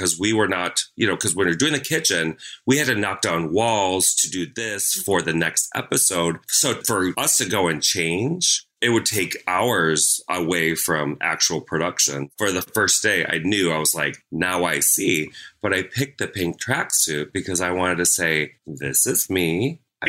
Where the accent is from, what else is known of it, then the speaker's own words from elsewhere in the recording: Minnesota, United States; moved away as an adult; also born or lived in Sarasota, Florida; now in Orlando, United States; I grew up in Minnesota